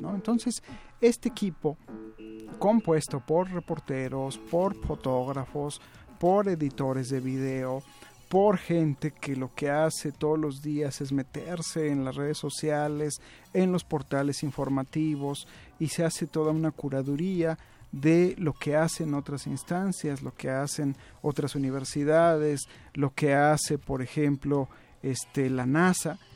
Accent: Mexico; como mexicano

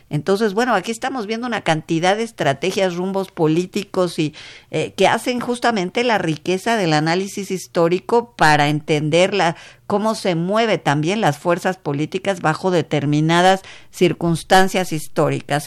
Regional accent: Mexico; como mexicanos

